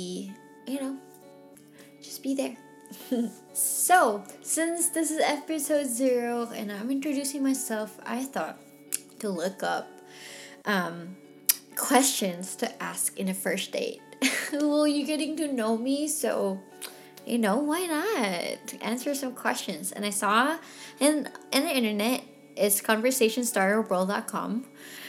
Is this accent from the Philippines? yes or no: yes; Philippines; now in Texas, United States; I was from the Philippines